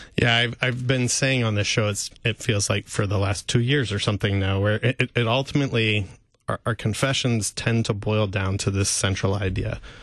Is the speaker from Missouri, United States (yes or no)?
yes; St. Louis, Missouri, United States; I grew up in Saint Louis listening to K F U